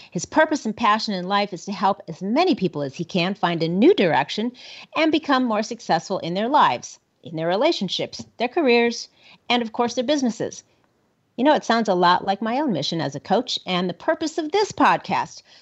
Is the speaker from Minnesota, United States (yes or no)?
yes; Minnesota, United States; now in Cody, United States; born and raised in Minnesota, so even closer um, to Nebraska than over here in Cody, Wyoming.